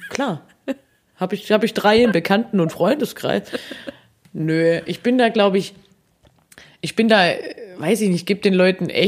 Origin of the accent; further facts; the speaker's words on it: Baden-Württemberg, Germany; ich komme ja gar nicht von hier. Also ich komme ja aus dem Schwabenland und komme vom Dorf